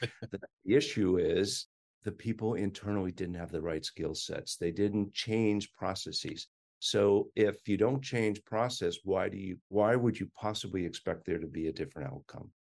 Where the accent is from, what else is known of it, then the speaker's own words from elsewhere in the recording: Boston, Massachusetts, United States; moved away as an adult; also born or lived in Washington, D.C.; I am a Bostonian. I had every intention of going back to Boston